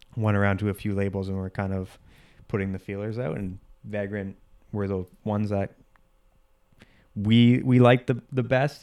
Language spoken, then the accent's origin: English; Whitby, Ontario, Canada; I grew up in a suburb outside of Toronto, uh, called Whippy, Ontario